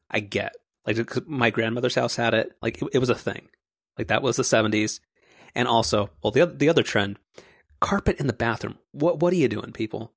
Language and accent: English; Orange County, California, United States; I'm from Orange County